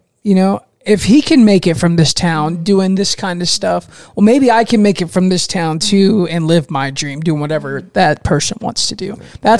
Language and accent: English; Fort Meade, Florida, United States; my hometown earlier in Fort Meade.